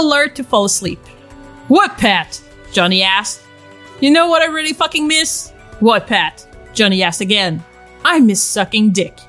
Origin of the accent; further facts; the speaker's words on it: Canada; I'm Canadian